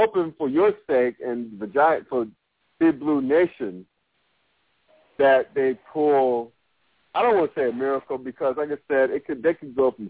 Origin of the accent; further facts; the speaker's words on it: New York City, New York, United States; moved away; I'm from the New York City area originally, from Brooklyn